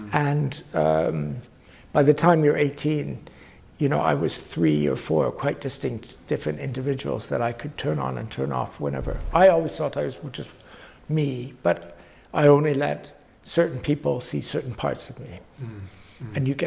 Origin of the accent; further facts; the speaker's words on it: Canada; moved away as an adult; now in London, United Kingdom; being a Canadian in London